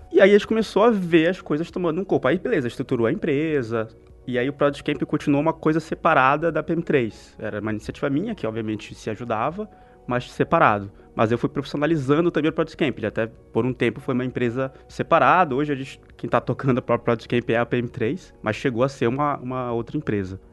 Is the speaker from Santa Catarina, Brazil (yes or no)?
no; interior of Porto Alegre, Rio Grande do Sul, Brazil; eu sou lá do interior de Porto Alegre